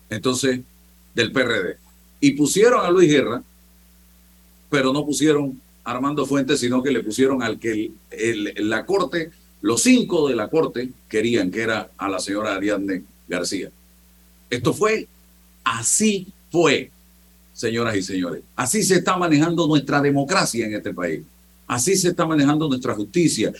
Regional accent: Panama; como muchos panameños

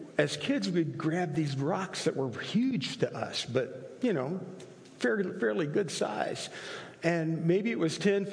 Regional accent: Italy; moved away; I grew up in Italy

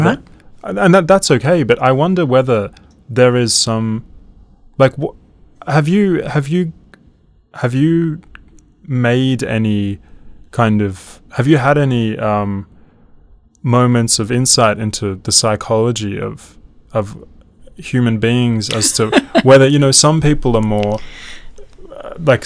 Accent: Melbourne, Victoria, Australia; moved away; I was raised in Melbourne

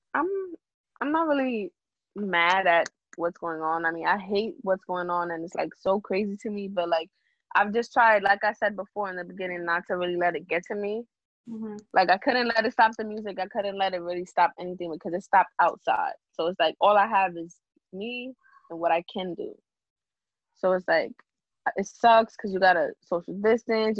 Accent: New York City, New York, United States; I'm from the Bronx, New York, and I actually I want to say I, I grew up in a small town. Like the Bronx

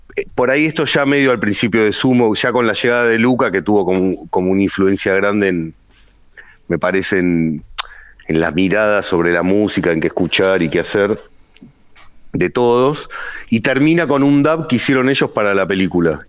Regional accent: Hurlingham, Buenos Aires Province, Argentina; mi adolescencia en Hurlingham

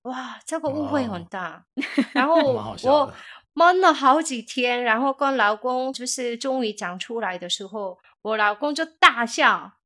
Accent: South Korea; Chinese is a second language; moved away as an adult; now in Taiwan; 我是从韩国来的

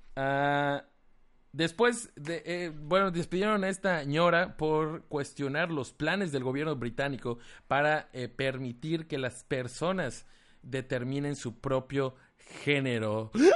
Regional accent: Mérida, Yucatán, Mexico; de Mérida, Yucatán

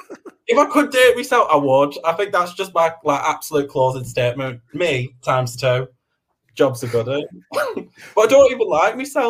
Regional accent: Preston, North West England, United Kingdom; I'm common. I'm from Preston

